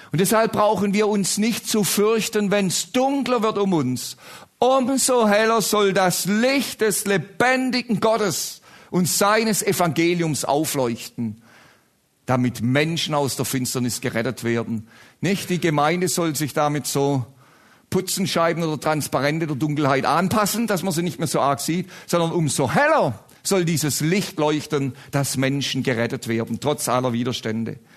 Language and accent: German; Baden-Württemberg, Germany; Ich komme ja aus Baden-Württemberg, große Rivalität.